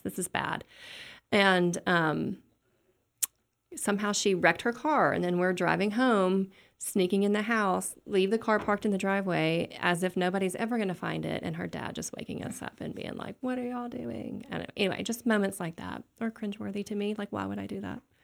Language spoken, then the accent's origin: English; West Tennessee, United States; moved away; also born or lived in Little Rock, Arkansas; I s, grew up in Tennessee